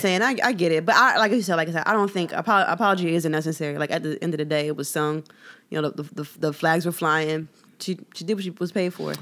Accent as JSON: {"language": "English", "town": "Philadelphia", "region": "Pennsylvania", "country": "United States", "said": "my Philadelphia citizenship"}